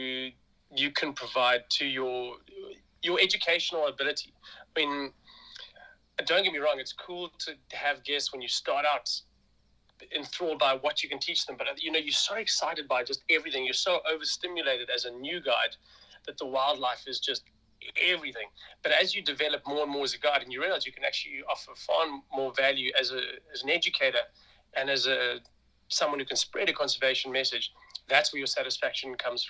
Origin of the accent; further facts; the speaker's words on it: South Africa; as a South African. You grow up with these visions of beautiful leopards